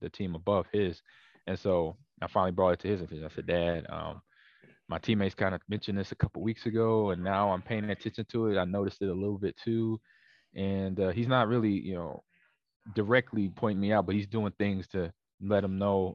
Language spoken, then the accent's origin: English; Los Angeles, California, United States; also born or lived in Omaha, Nebraska; I was born in Nebraska, but then raised in Los Angeles, California.